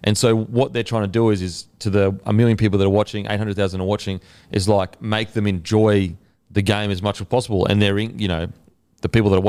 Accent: Australia; And because we're Aussie, we don't know it.

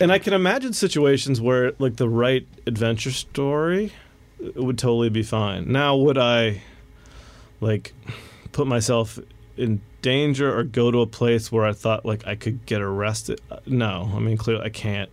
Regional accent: West Virginia, United States; I grew up in West Virginia

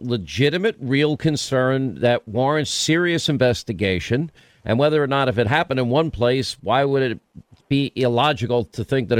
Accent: New York, United States; I'm from New York

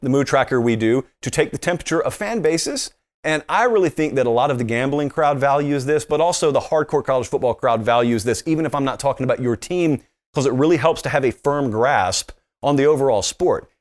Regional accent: the South, United States; I grew up in the South

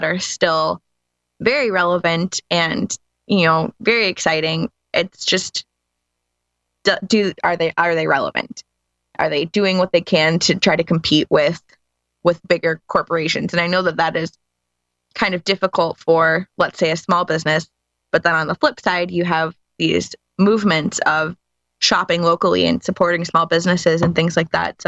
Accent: Midwest, United States; I'm from the Midwest

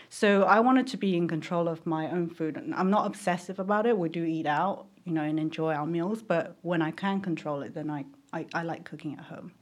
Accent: Taiwan; moved away; I grew up in Taiwan where they, you know, pesticides everywhere

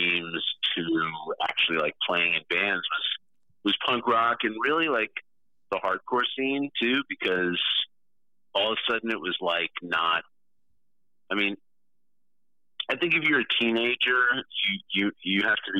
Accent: New York, United States; I'm also from New York

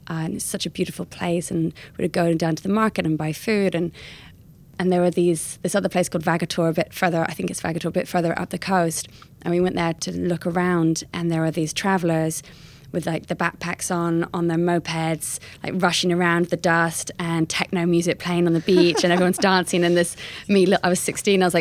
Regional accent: California, United States; accent: American; moved away; I used to have an American accent, and other parents would hear my accent and be like, oh, where are you from? And then I'd sort of say that we're from California.

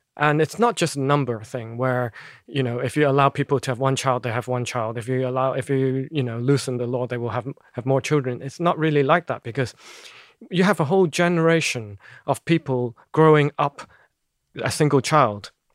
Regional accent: Hong Kong; now in Brussels, Belgium; Because I'm from Hong Kong, I do have a, a Chinese passport.

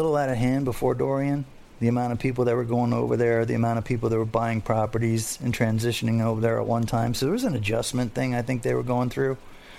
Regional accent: Fort Lauderdale, Florida, United States; I'm a fisherman from Fort Lauderdale.

